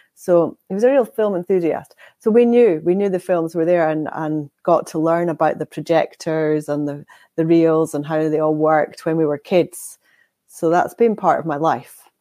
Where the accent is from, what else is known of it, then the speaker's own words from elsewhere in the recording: Inverness, Scotland, United Kingdom; now in Aviemore, United Kingdom; I was born in Inverness